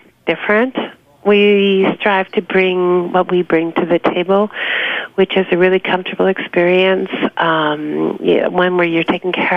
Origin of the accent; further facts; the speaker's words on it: New York, United States; also born or lived in Long Island; I was born and raised in New York